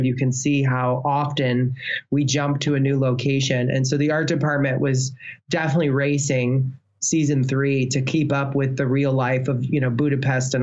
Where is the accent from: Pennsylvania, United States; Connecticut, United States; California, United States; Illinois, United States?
Illinois, United States; I'm from Illinois